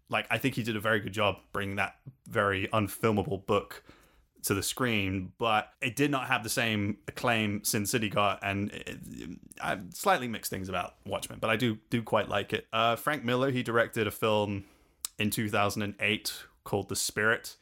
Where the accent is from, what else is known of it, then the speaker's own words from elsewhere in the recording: London, United Kingdom; also born or lived in Salisbury; now in Denmark; we moved from London to a quaint uh, from London to a quaint little village outside Salisbury and then to Denmark, where I'm currently, currently now living